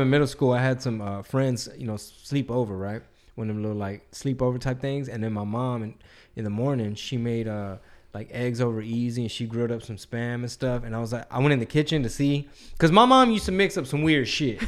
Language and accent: English; Texas, United States; I'm from Texas